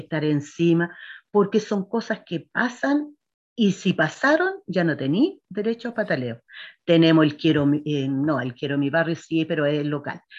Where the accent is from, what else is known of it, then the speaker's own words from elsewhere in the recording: Quinta Normal, Santiago Metropolitan Region, Chile; yo soy nacida y criada en Quinta Normal